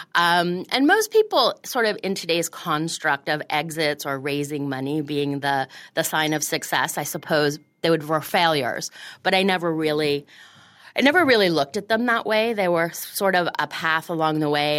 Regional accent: Florida, United States; moved away as an adult; also born or lived in Montreal, Canada / Washington, D.C.; now in New York, United States; I grew up in Florida

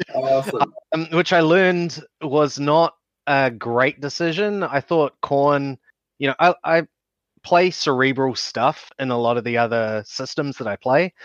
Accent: Hawke's Bay, New Zealand; I am also from Hawke's Bay

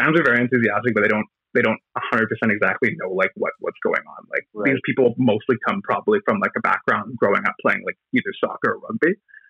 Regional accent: Canada; also born or lived in Belfast, United Kingdom; I hear my accent, they're like, oh, here's some fucking American. And then I very quickly need to like shove into the sentence that I'm from Canada.

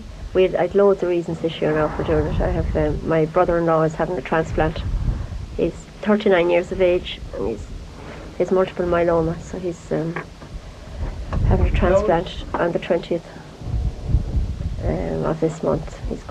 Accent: Tourmakeady, Connacht, Ireland; moved away; originally from a place called Turmacady. Derrin Daff Derrick, to be precise.

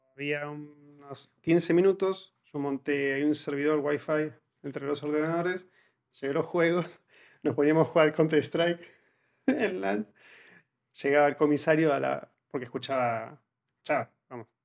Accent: Argentina; moved away as an adult; now in Spain; cuando salí de Argentina

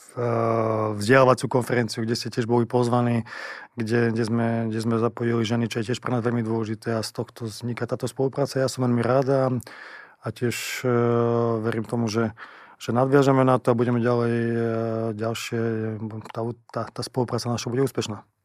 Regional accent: eastern Slovakia, Slovakia; accent: East Slovak; moved away as an adult; also born or lived in Liverpool, England / Russia; Ja som sám z východu, takže viem, ako to je, keď začnem rozprávať po východňarsky

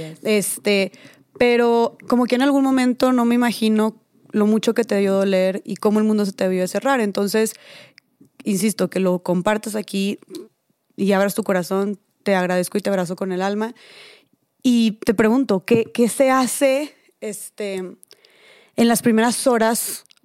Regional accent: Monterrey, Nuevo León, Mexico; accent: regio; A mí también me dicen que tengo mucho acento regio

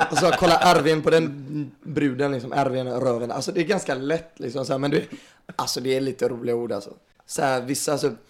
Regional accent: Stockholm, Stockholm County, Sweden; born there; förlåt att vi är födda i Stockholm, att vi bor i storstaden och huvudstaden.

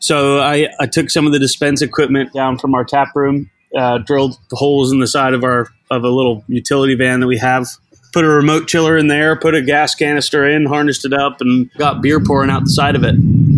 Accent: Boston, Massachusetts, United States; moved away as an adult; now in London, United Kingdom; I'm from Boston originally. I'm 34. I moved out to London in 2012

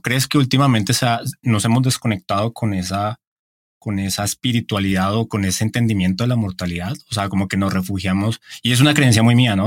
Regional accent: Bogotá, Colombia; moved away; desde mi tierra, desde Bogotá

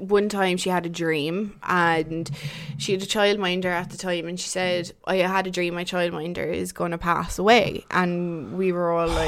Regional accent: Waterford, Munster, Ireland; I'm from Waterford

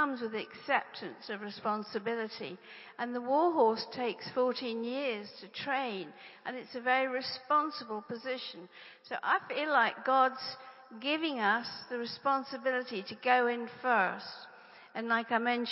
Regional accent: England, United Kingdom; I'm English

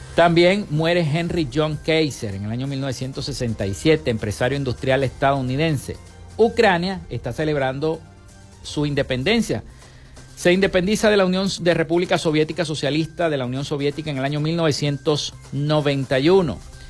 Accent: Zulia, Venezuela; nosotros los zulianos

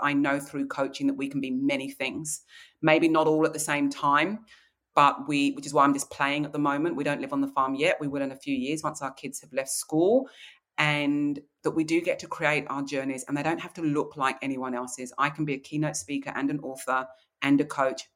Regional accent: Kent, South East England, United Kingdom; now in Australia; I grew up in Kent in the English countryside

